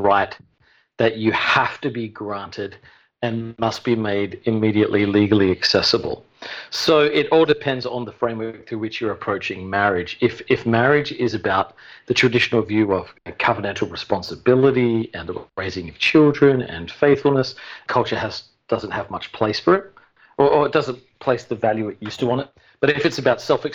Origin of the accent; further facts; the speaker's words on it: Adelaide, South Australia, Australia; moved away as an adult; now in New York City, United States; I've lived here coming up on 15 years, originally from Adelaide, South Australia